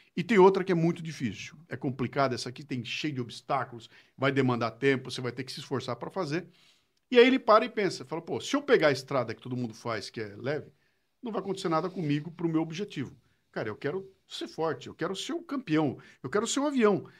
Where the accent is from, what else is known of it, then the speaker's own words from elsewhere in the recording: Bauru, São Paulo, Brazil; accent: interior de São Paulo; moved away as an adult; now in São Paulo, Brazil; Eu sou nasci em Bauru, morei em Bauru até os 18 anos de idade.